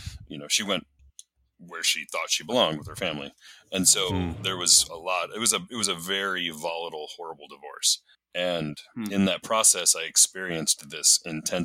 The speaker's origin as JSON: {"language": "English", "town": "Minneapolis", "region": "Minnesota", "country": "United States", "tie": "born or raised there", "moved": "as an adult", "lives_now": "Spokane, United States", "said": "I grew up in the Minneapolis area in Minnesota"}